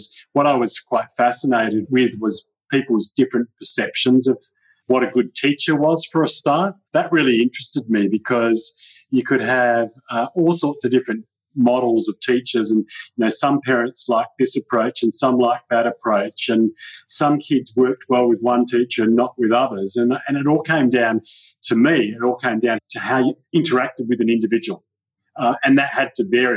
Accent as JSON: {"language": "English", "town": "Perth", "region": "Western Australia", "country": "Australia", "tie": "born or raised there", "also_born_or_lived": "Kalgoorlie", "said": "I grew up in a place called Kalgoorlie for a number of years, which was a mining town, and my dad was transferred there in his work, and then we came back to Perth, and I grew up in Perth for many years. In fact, for all my life, I've actually been in Perth."}